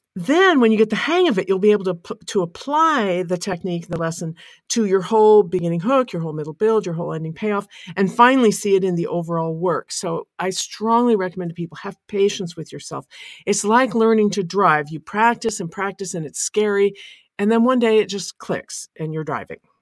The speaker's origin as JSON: {"language": "English", "region": "American on the West Coast", "country": "United States", "said": "as an American on the West Coast in a big city"}